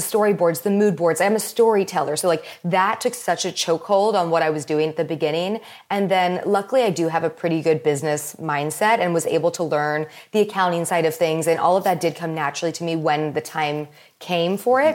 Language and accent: English; Palos Verdes, California, United States; also born or lived in Maryland; I moved from Maryland to Palos Verdes when I was, like, around five years old